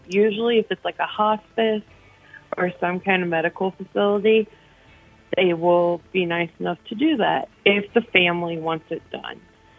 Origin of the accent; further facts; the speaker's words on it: Ohio, United States; I'm from Ohio.